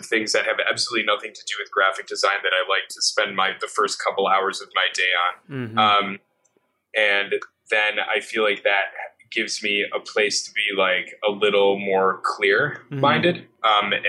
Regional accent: New York, United States; especially being a New Yorker, you take for granted that you should be socializing in certain ways.

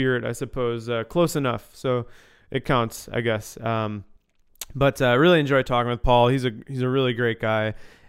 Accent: Chicago suburbs, Illinois, United States; moved away as an adult; also born or lived in Grand Rapids, Michigan; I grew up in the Chicago suburbs

